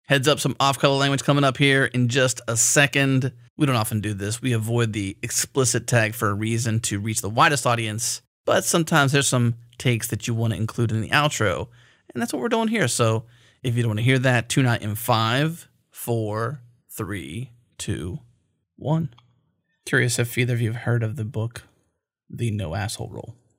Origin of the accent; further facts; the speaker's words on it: Pittsburgh, Pennsylvania, United States; My hometown where I grew up was a coal miner town. I grew up in Pennsylvania, Pittsburgh